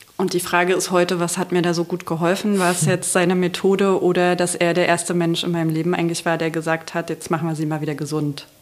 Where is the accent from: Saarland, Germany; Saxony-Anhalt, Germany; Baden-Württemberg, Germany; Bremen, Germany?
Saxony-Anhalt, Germany; Magdeburg; ich komme aus Magdeburg